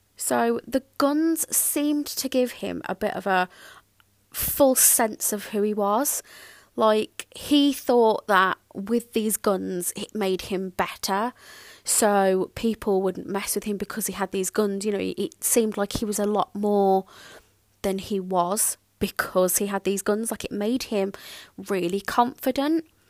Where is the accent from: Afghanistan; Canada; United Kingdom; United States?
United Kingdom; Birmingham, West Midlands; I grew up in Birmingham and that is that is a massive city